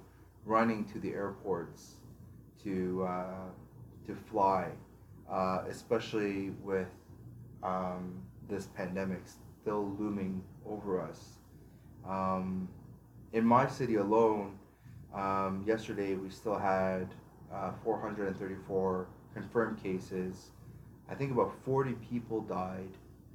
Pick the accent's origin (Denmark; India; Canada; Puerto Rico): Canada